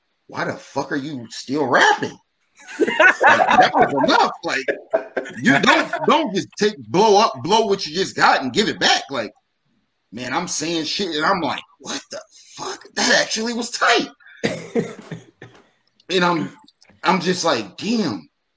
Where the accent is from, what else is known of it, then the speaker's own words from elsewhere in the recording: Dayton, Ohio, United States; I'm from Dayton